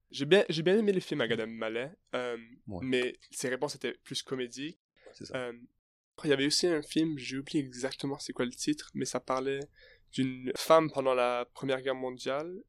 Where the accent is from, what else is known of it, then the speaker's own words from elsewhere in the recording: Canada; moved away; moi, je suis canadien, alors j'ai jamais passé de temps en France